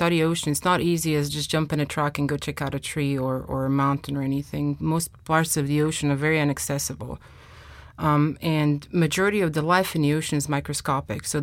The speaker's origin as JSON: {"language": "English", "country": "Croatia", "tie": "born or raised there", "moved": "as an adult", "lives_now": "United States", "said": "I was raised in the Adriatic Sea."}